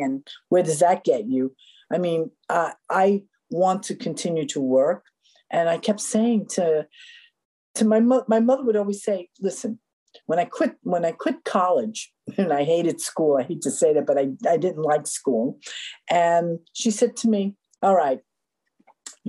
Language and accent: English; New York City, New York, United States; I grew up in Spanish Harlem.